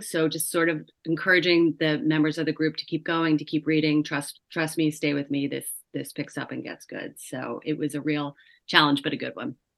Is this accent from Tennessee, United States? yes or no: no; New York, United States; I am a New Yorker